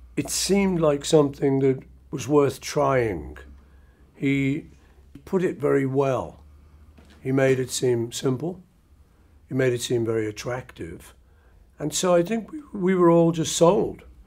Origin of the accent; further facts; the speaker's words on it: Liverpool, North West England, United Kingdom; when we were kids growing up in Liverpool